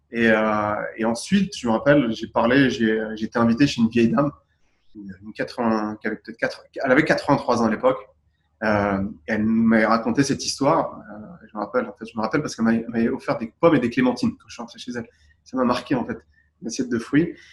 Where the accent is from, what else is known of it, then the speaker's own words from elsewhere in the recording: Boulogne-Billancourt, Île-de-France, France; moved away; also born or lived in Gabès, Tunisia / Dubai, United Arab Emirates; j'ai grandi à Boulogne-Billancourt à Paris